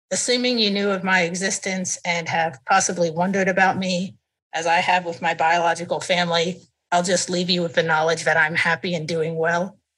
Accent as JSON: {"language": "English", "town": "Nizhny Novgorod", "region": "Nizhny Novgorod Oblast", "country": "Russia", "tie": "born there", "said": "I was born in Nizhny Novgorod in 1999 under the name that you know that I was given."}